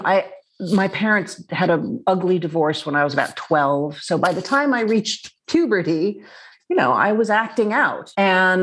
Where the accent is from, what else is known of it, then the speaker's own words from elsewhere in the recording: New York City, New York, United States; I grew up in Manhattan